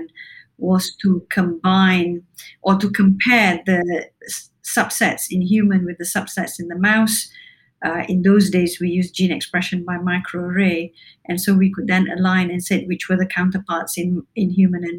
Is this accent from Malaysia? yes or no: yes; Malaysia; moved away as an adult; also born or lived in Cambridge, United Kingdom; now in Newcastle, United Kingdom; I spent the early years of my life growing up in Malaysia and then came to the UK to study medicine.